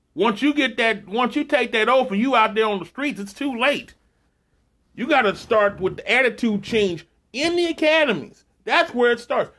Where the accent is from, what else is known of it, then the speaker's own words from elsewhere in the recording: Texas, United States; my home state, right there by Louisiana border